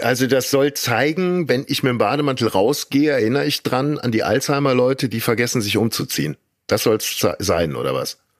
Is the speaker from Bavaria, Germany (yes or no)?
no; Kleve, North Rhine-Westphalia, Germany; bei uns in Kleve